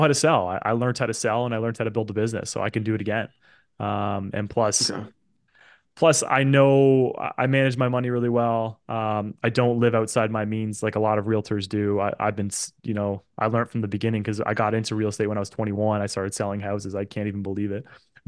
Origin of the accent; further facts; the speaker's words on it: Oakville, Ontario, Canada; that's my hometown.